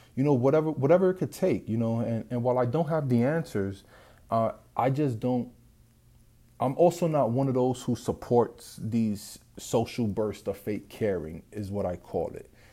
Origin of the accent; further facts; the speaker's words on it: New York City, New York, United States; I was born and raised in the South Bronx